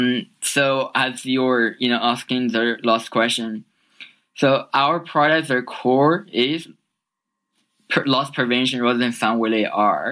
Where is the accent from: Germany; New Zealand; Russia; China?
China; moved away as an adult; now in United States; I originally grew up in China. So I moved to US when I was 18.